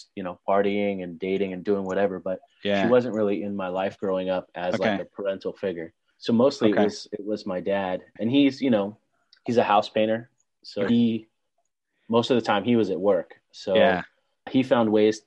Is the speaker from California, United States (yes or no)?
yes; San Clemente, California, United States; also born or lived in Irvine, California / Bay Area, California; now in Los Angeles, United States; I grew up in a city called San Clemente